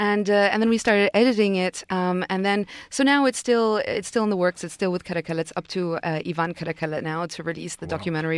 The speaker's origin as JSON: {"language": "English", "country": "Yemen", "said": "I'm originally from Yemen, and Yemen's been very troubled politically."}